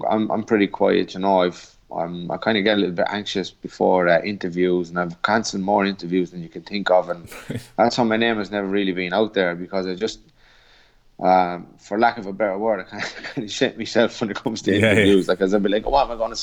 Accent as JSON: {"language": "English", "town": "Portlaoise", "region": "Leinster", "country": "Ireland", "tie": "born or raised there", "said": "the …"}